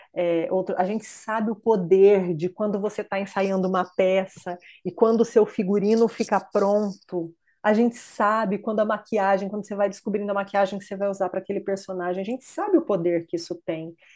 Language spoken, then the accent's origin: Portuguese; Ibirá, São Paulo, Brazil; moved away as an adult; now in United States; eu sou de uma cidade do interior de São Paulo, Ibirá, e uma cidade pequena